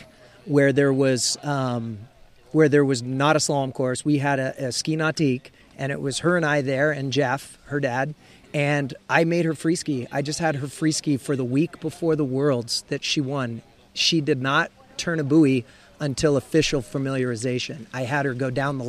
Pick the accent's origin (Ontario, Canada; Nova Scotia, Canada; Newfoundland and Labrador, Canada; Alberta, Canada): Ontario, Canada; being Canadian, being from Ontario, I went to the McClintock Ski School when I was very young